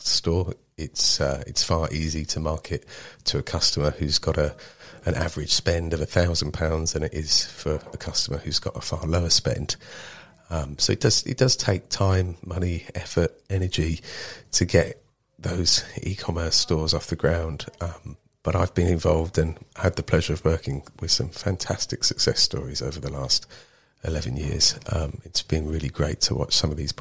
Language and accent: English; Marlow Bottom, South East England, United Kingdom; also born or lived in Maidenhead / Bangladesh / Nepal; I grew up in Marlow Bottom, went to school in Maidenhead